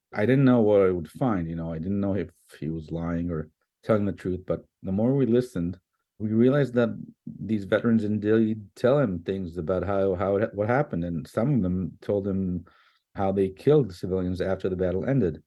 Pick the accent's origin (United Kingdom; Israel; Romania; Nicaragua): Israel; I grew up in Israel in a Zionist leftist family